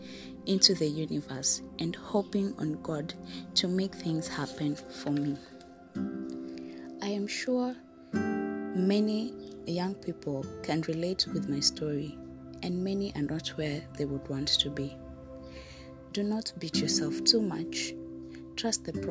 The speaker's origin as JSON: {"language": "English", "country": "Kenya", "said": "I am a Kenyan citizen"}